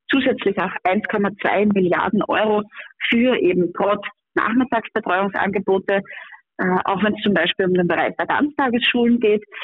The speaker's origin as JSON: {"language": "German", "region": "Upper Austria", "country": "Austria", "tie": "born or raised there", "said": "wie auch in meinem Heimatbundesland Oberösterreich"}